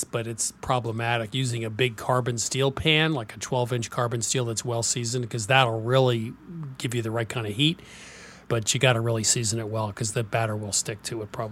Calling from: Dallas, Texas, United States; I'm in Dallas.

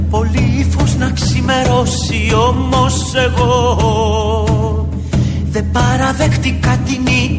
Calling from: Neapoli, Greece; από Νεάπολη.

